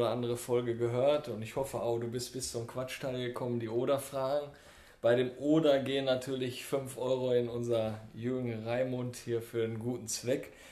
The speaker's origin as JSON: {"language": "German", "region": "East Germany", "country": "Germany", "said": "ich bin Ossi"}